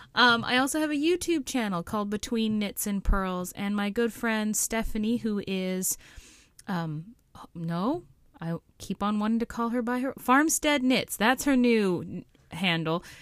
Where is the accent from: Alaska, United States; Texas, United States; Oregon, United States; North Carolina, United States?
Alaska, United States; my home state of Alaska